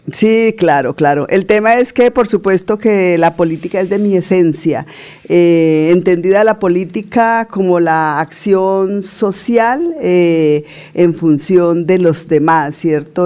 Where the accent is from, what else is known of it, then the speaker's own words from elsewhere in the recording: Puente Nacional, Santander, Colombia; soy santandereana, santandereana de pura cepa, nacida en Puente Nacional en la provincia de Vélez